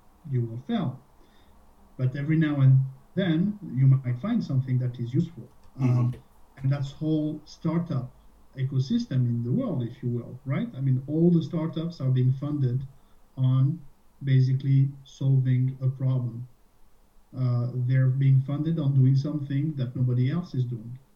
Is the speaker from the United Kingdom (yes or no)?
no; France; moved away as an adult; also born or lived in Dublin, Ireland / Boston, United States / Switzerland / Spain; now in Canada; originally I'm French. I was born in France and spent my childhood and my first job was in France.